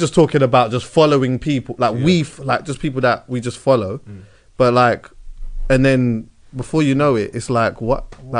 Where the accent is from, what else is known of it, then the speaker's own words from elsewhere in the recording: Jamaica; And also, as I know, as like we're both Jamaican, we know. Being outside and stewing up some food and cooking up some jerk and that's part of our culture and that.